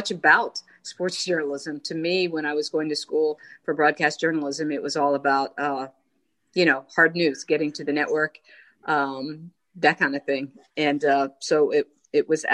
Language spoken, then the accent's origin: English; King of Prussia, Pennsylvania, United States; now in Baltimore, United States; I grew up in King of Prussia and worked at the mall out there as a kid